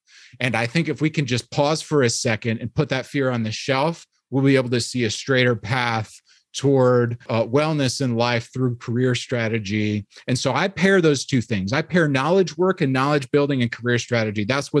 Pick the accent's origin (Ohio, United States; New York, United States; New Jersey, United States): New York, United States; now in Midwest, United States; there's still something that I don't get about it just because I'm from New York. And so I was raised in a Christian environment